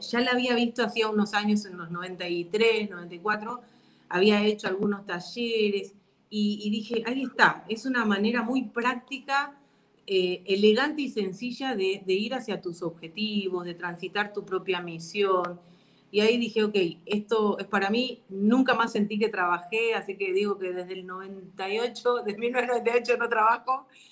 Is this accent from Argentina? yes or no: yes; Argentina; now in Paraguay; Yo que, si bien nací en Argentina, vivo en Paraguay hace mucho tiempo, me doy cuenta de las diferencias culturales que tenemos.